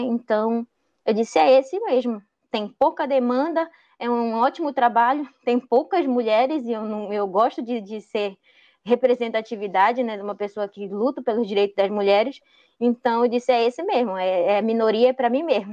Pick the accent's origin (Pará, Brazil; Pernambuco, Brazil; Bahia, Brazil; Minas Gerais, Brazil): Pará, Brazil; Juruti; eu sou de Juruti, tenho 26 anos